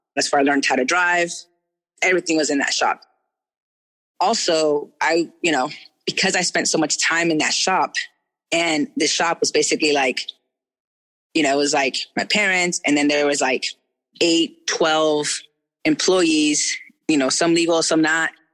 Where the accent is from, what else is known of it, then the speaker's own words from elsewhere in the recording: Orange, California, United States; moved away; I was born in Orange City in Orange County. So like OC as fuck.